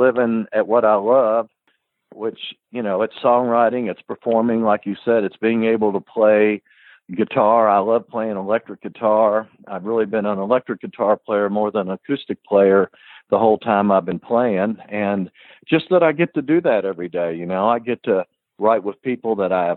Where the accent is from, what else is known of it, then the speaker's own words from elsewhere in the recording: Woodstock, New York, United States; moved away; also born or lived in Kentucky; I grew up in Woodstock, New York